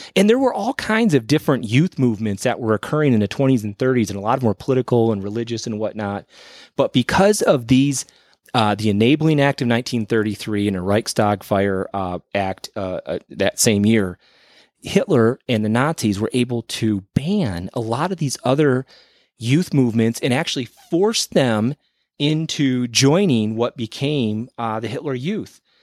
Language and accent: English; Michigan, United States; I grew up in Michigan